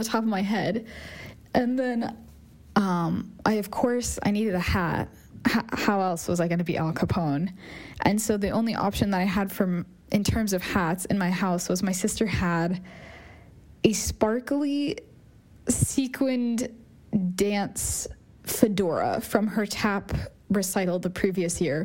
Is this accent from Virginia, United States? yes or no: yes; Northern Virginia, United States; I grew up in Northern Virginia